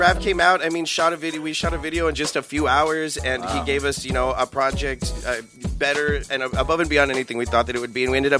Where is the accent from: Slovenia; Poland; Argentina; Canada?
Poland